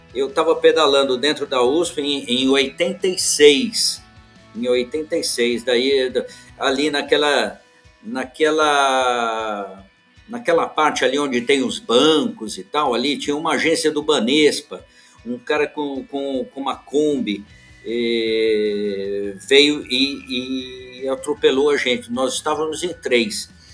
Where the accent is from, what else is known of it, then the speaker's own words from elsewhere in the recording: São Paulo, Brazil; moved away as an adult; also born or lived in London; Eu sou, eu sou paulistano